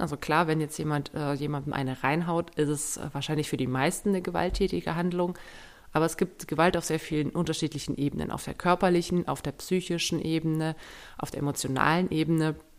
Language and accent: German; Germany; bei uns in Deutschland